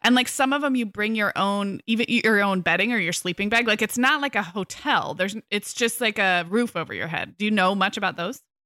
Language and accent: English; California, United States; as a Californian